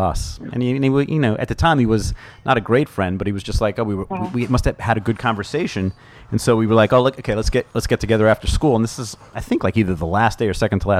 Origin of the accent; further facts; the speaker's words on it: Roslyn, New York, United States; also born or lived in Oceanside, New York; I grew up in Roslyn. A few years in Oceanside when I was younger, and then Roslyn